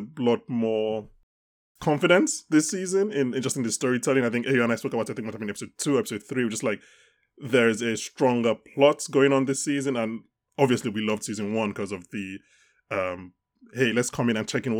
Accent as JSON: {"language": "English", "country": "Nigeria", "said": "We're Nigerian"}